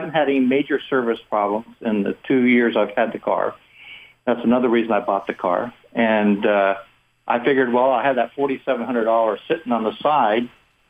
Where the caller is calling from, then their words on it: Seattle, Washington, United States; I'm calling here from Seattle.